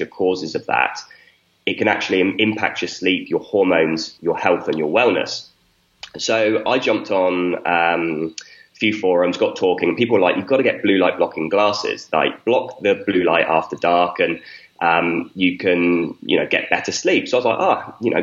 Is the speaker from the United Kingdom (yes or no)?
yes; a small village in the south of the UK, South of England, United Kingdom; I grew up in a small village in the south of the UK